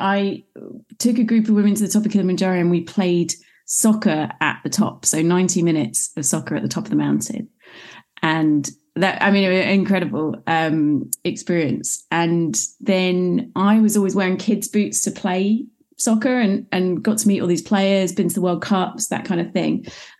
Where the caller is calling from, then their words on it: London, United Kingdom; So as you can probably tell from the accent, I am overseas. I'm in London in the United Kingdom.